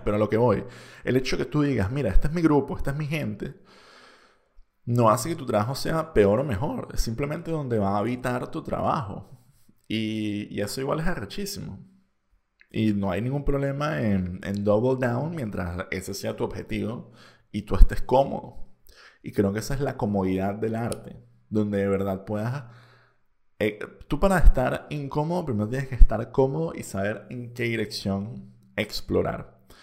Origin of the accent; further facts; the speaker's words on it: Venezuela; first language Spanish; now in Spain; que si bien yo tenía un pasaporte español, yo seguía siendo venezolano.